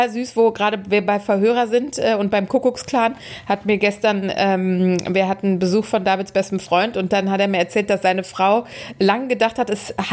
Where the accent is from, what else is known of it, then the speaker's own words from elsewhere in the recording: Austria; Hallo, ich komme aus Österreich.